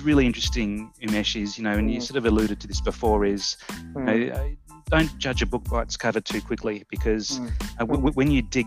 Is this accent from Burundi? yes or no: no; Australia; me being Australian